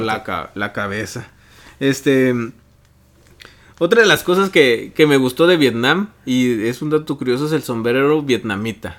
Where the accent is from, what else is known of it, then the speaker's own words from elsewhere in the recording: Mexico; como mexicano